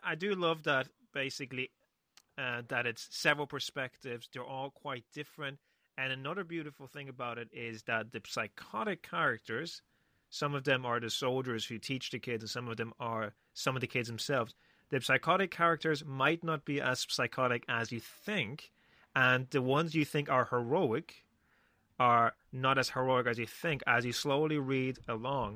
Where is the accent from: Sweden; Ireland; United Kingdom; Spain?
Spain; I grew up in Spain